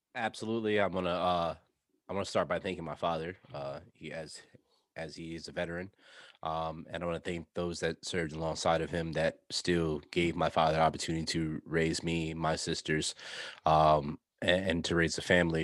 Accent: New York, United States; I'm from New York. I don't ever root for the Knicks because of the terrible Knicks fans that I grew up around

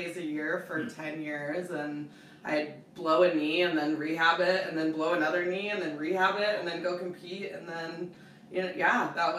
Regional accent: Breckenridge, Colorado, United States; So I'm actually a Colorado native, okay. Born and raised in Breckenridge.

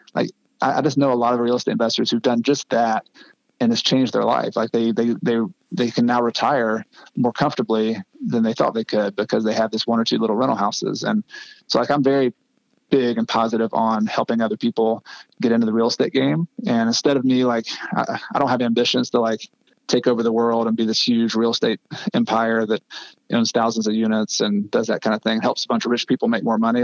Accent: United States; also born or lived in Ecuador

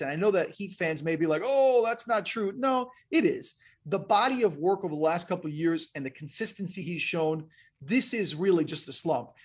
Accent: West Palm Beach, Florida, United States; also born or lived in New Jersey / Miami / Missoula, Montana; I grew up in West Palm Beach and then Miami

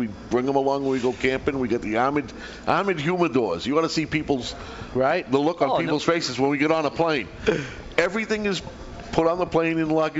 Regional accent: Revere, Massachusetts, United States; moved away as an adult; now in New Hampshire, United States; I grew up in Revere

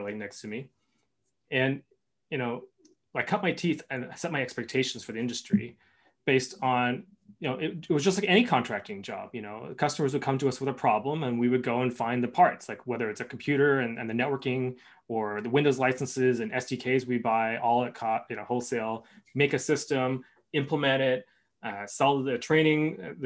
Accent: Canada; I'm Canadian

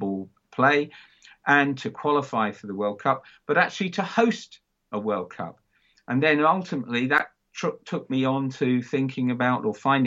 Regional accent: London, United Kingdom; moved away; I am from London, but I haven't lived in London for many years.

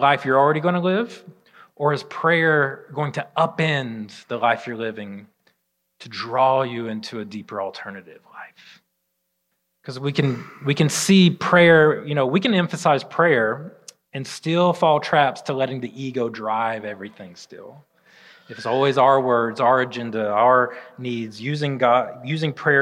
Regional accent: Alabama, United States; I'm from Alabama

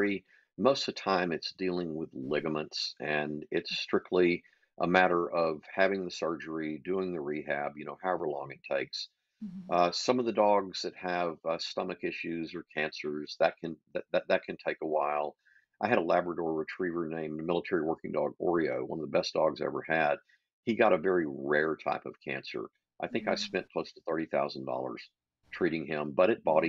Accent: Texas, United States; moved away as an adult; now in Thousand Oaks, United States; I'm from Texas, but I live in Thousand Oaks, California

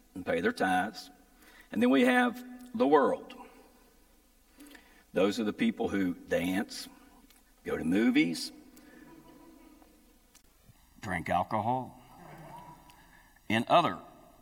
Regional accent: Appalachia, United States; I grew up in Appalachia

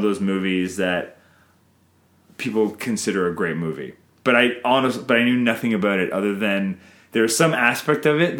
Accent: Canada

